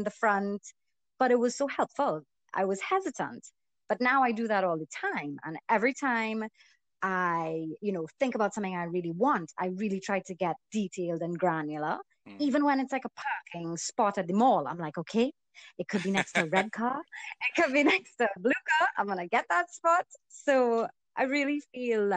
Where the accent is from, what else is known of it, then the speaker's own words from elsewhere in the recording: Trinidad & Tobago; also born or lived in Canada; I'm born and raised in Trinidad.